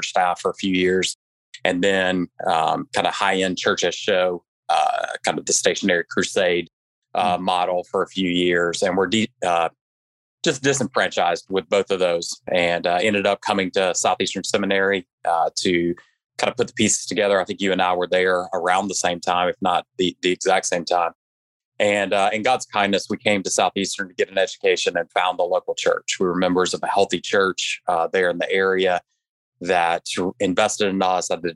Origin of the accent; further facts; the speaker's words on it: the Carolinas, United States; I grew up in the Carolinas and was the typical engaged in a Baptist church growing up.